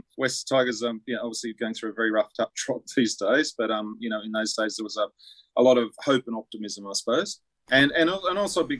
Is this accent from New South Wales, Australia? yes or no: yes; Tamworth, New South Wales, Australia; So as a kid, I was growing up in Tamworth, a very young kid